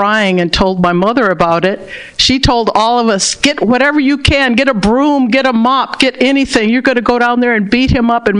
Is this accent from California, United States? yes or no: yes; Berkeley, California, United States; I was born and raised in Berkeley, California.